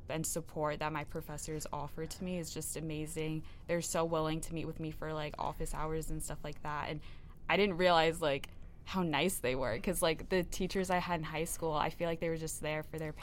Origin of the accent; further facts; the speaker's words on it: New York, United States; moved away; I am from New York